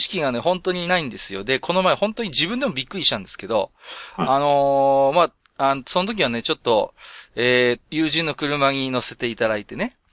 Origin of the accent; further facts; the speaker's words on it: Tohoku, Japan; 私も東北の人間なんで